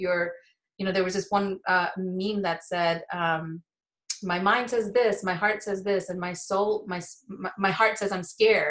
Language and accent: English; India; me being an Indian prude, like, you don't do that, you know what I mean?